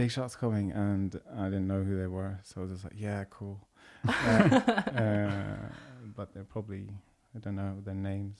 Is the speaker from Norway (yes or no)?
yes; Hamar, Innlandet, Norway; moved away as an adult; also born or lived in London / Bergen; I was born in London, came over here to Norway about 5 years old, and lived in Hamar by Oslo. And I moved to Bergen when I was 20, lived and worked there